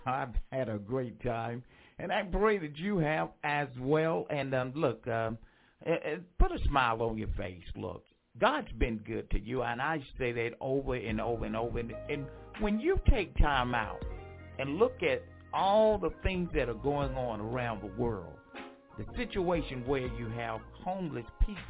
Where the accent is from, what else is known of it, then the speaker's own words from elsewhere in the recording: Franklin, North Carolina, United States; moved away; my hometown, Franklin, North Carolina